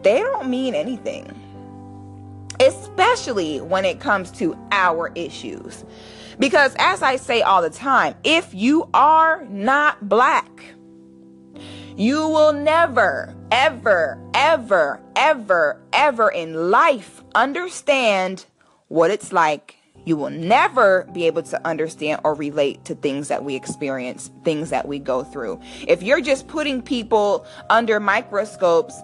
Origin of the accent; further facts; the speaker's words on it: United States; a Black person born in the United States